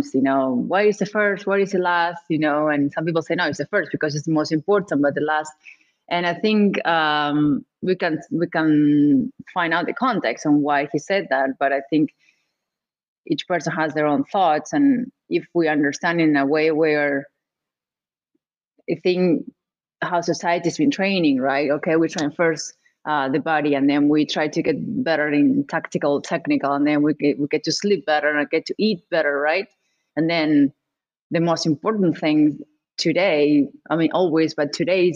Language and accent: English; Argentina; I'm from Argentina.